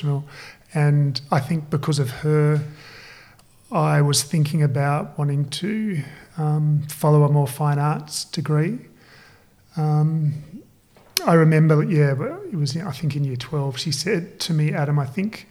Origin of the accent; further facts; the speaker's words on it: Perth, Western Australia, Australia; moved away as an adult; now in Sydney, Australia; I grew up in Perth and I moved to Sydney to study industrial design.